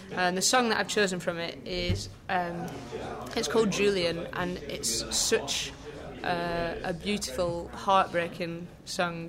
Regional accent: Lancashire, North West England, United Kingdom; now in Yorkshire, United Kingdom; I am super northern. Uh, I'm from Lancashire. I live in Yorkshire.

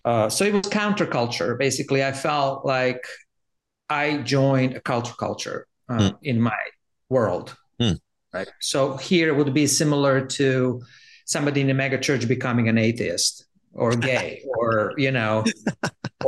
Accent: Zagreb, City of Zagreb, Croatia; moved away; I grew up in Zagreb, which is capital of Croatia.

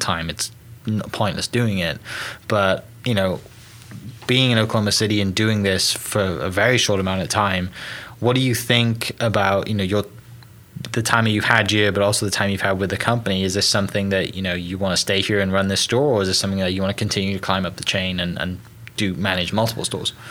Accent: United Kingdom; moved away; coming from the UK originally

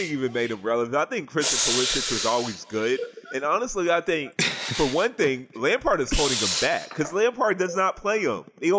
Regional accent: Nigeria; And why am I saying we? I'm Nigerian. I don't claim America for soccer.

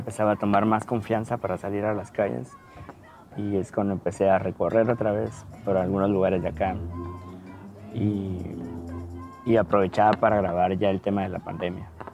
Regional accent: Guatemala; moved away

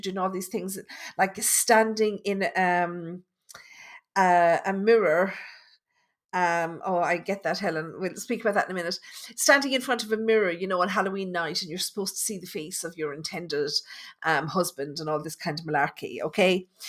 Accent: Tipperary, Munster, Ireland; I'm from Tipperary

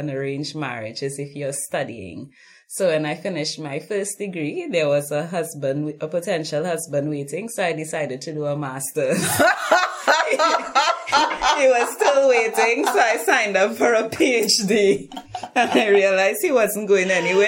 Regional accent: Trinidad & Tobago; accent: Caribbean; moved away as an adult; now in Brisbane, Australia; grew up in a rural community and near to the beach in Trinidad

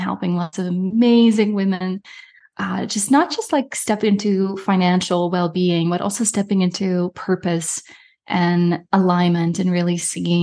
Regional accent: Netherlands; moved away as an adult; also born or lived in Germany; now in Canada; was born and raised in Europe. I'm from Holland.

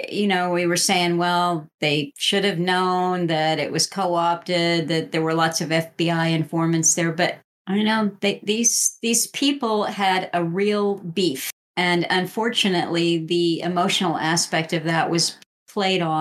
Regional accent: Japan; English is a second language; Uh, I'm from Japan

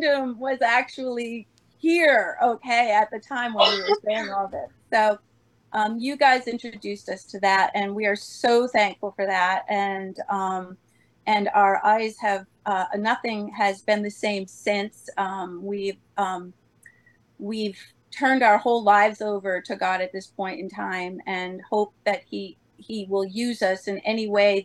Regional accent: Massachusetts, United States; now in New Hampshire, United States; we're from Massachusetts

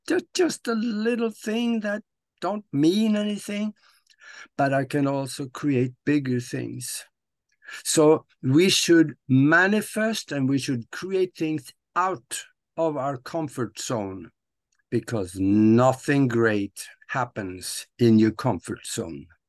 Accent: Norway; moved away as an adult; now in United States; I am living in the United States of America right now, but I was born and raised in Norway

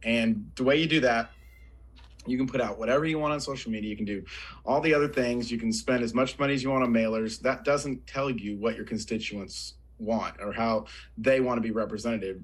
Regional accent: Oklahoma, United States; also born or lived in Colorado; So I am a lifelong Oklahoman. I mean, I've lived in other places, but I was born and raised here in Oklahoma.

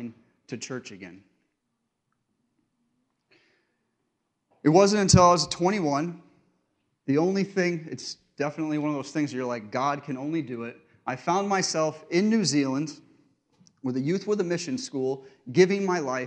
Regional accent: Connecticut, United States; I grew up in Connecticut in a small town, and I went to a small church in Pleasant Valley, Connecticut

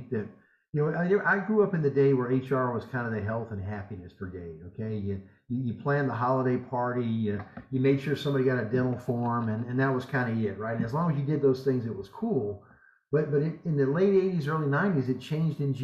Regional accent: Southern United States, United States; accent: Southern American English; I'm an American. The Europeans feel like I don't even speak English. They feel like I spoke broken Southern American English

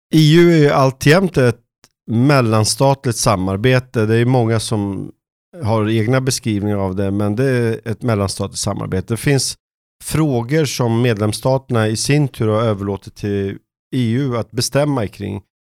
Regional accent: Stockholm, Stockholm County, Sweden; moved away as an adult; also born or lived in Jönköping; jag var uppvuxen i norra Stockholm

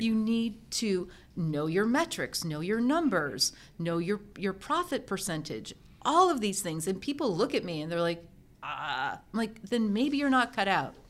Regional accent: Endicott, New York, United States; I grew up in Endicott, New York, home of I B M.

